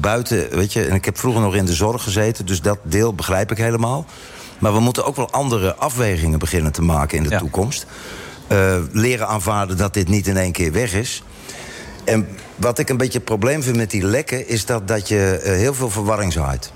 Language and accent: Dutch; Netherlands; now in Cape Town, South Africa